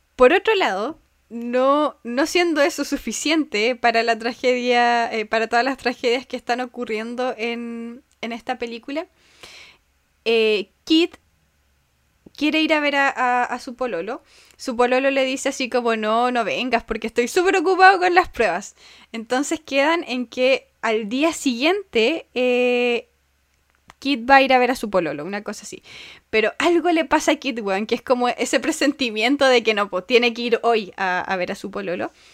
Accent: Chile; also born or lived in Puerto Montt; de Puerto Mona a mi pueblito es hora

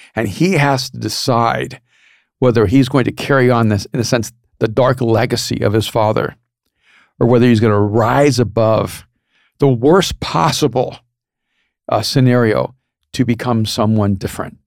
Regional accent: El Salvador; moved away; I'm from El Salvador

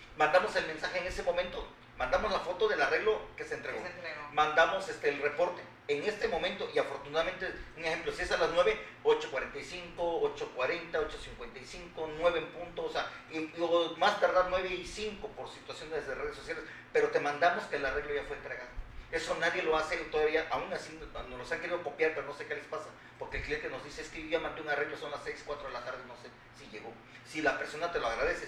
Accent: Veracruz, Mexico; aquí en Veracruz, orgullosamente soy veracruzano

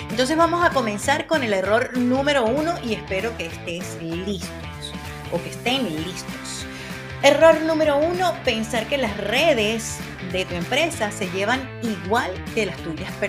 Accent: Venezuela; moved away as an adult; Hace aproximadamente 27 años comencé en la radio en mi país de origen, en Venezuela, y el género de la radio en la que yo estaba comenzando y con el que me quedé siempre fue el rock and roll.

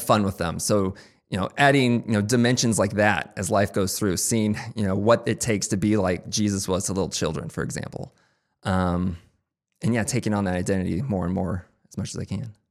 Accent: Topeka, Kansas, United States; moved away as an adult; also born or lived in Chicago; now in Kansas City, United States; I'm from Topeka originally

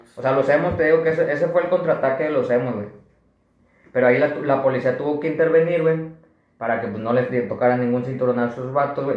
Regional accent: Monterrey, Nuevo León, Mexico; somos de aquí de Monterrey, que estamos aquí en Monterrey

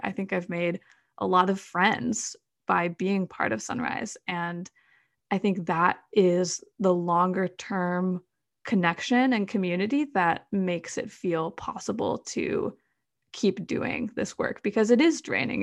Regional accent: Madison, Wisconsin, United States; I grew up in Madison, Wisconsin

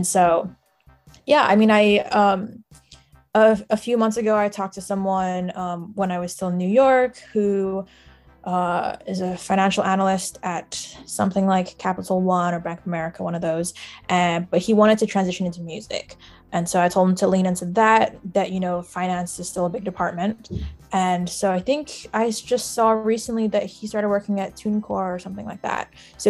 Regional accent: Singapore; also born or lived in Shanghai, China; I grew up in Singapore and Shanghai, and was kind of bouncing around with family around the globe.

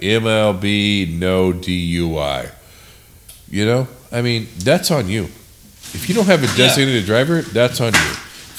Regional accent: San Diego, California, United States; we're from fucking San Diego.

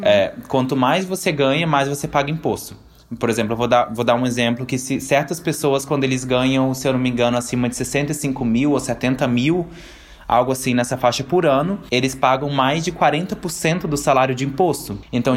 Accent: Brazil; moved away as an adult; now in Austria; quando eu saí do Brasil. Eu tinha o quê? 20 anos

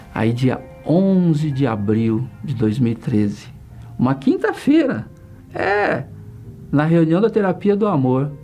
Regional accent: Iporã, Paraná, Brazil; moved away; also born or lived in São Paulo; eu vim do interior do Paraná, uma cidade bem pequena chamada Iporã, e nasci num sítio

